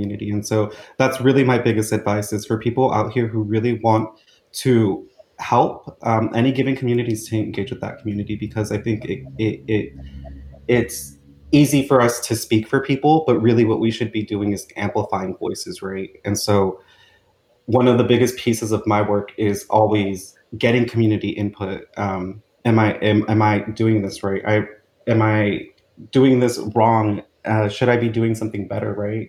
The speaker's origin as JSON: {"language": "English", "town": "Sacramento", "region": "California", "country": "United States", "tie": "born or raised there", "said": "was born and raised in South Sacramento"}